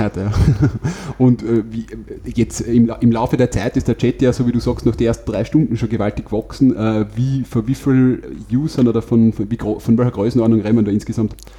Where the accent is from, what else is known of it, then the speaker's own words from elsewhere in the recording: Wolfsberg, Carinthia, Austria; im Bezirk Wolfsberg jetzt, wo ich herkomme